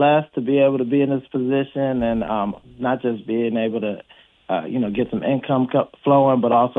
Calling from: Washington, District of Columbia, United States; I'm calling from Washington, D.C.

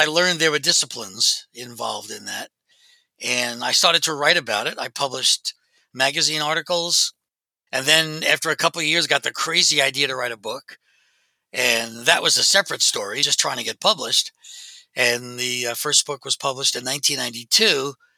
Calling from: Pennsylvania, United States; Just outside of Philadelphia in Delaware County, which is in southeastern Pennsylvania.

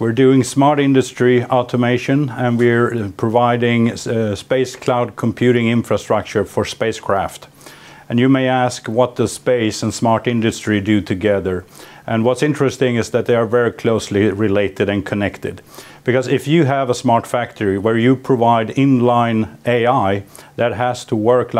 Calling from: Sweden; We're calling in from Sweden.

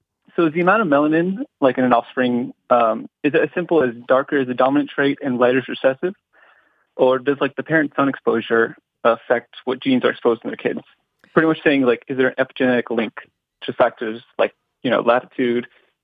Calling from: Miami, Florida, United States; I'm from Miami, Florida.

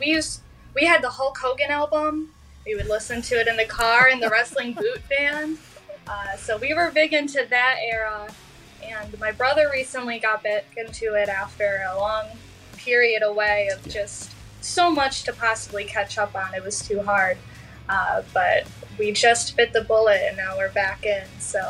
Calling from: Wyandotte, Michigan, United States; Yeah, I'm in Wyandotte. If you're from Detroit, if I said I was from Detroit, that would be a big crime.

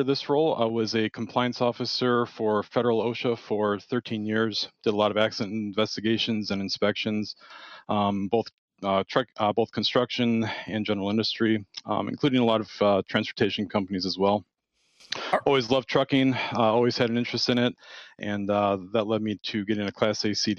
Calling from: Milwaukee, Wisconsin, United States; Yeah, so I'm out of the Milwaukee, Wisconsin area.

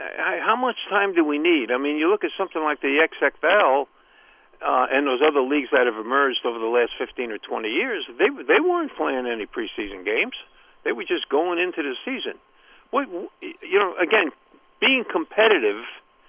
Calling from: Columbia, Maryland, United States; from Columbia, Maryland.

